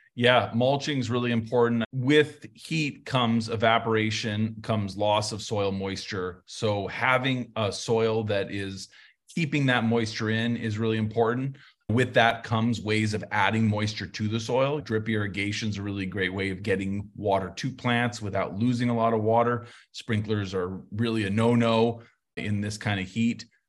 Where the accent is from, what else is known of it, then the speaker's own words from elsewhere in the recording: Santa Fe, New Mexico, United States; moved away; I grew up in Santa Fe